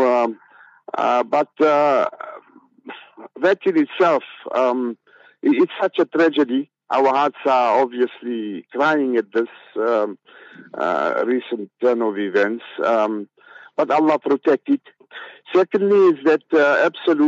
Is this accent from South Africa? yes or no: yes; South Africa; growing up in Malay camp